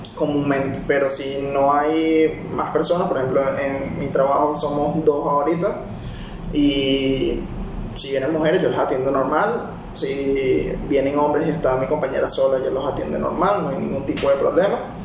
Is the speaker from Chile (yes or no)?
no; Venezuela; also born or lived in Peru; now in United Arab Emirates; soy de Venezuela